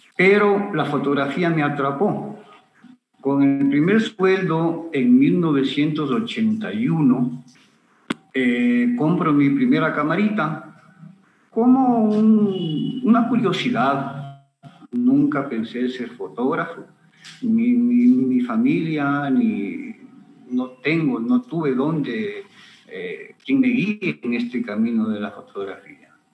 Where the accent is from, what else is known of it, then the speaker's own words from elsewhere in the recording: Ambato, Tungurahua, Ecuador; moved away as an adult; also born or lived in Guayaquil; nací aquí en Ambato en 1956.